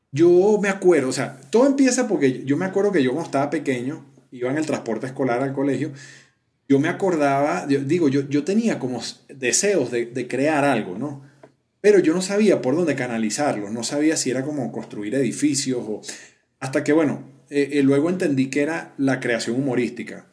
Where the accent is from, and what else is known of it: Venezuela; moved away as an adult; now in Colombia